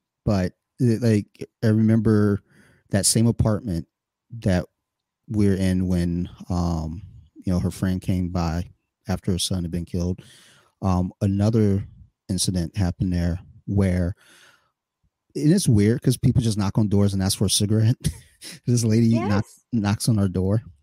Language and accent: English; Detroit and Flint, Michigan, United States; I was in Detroit, Michigan and Flint, Michigan in the 80s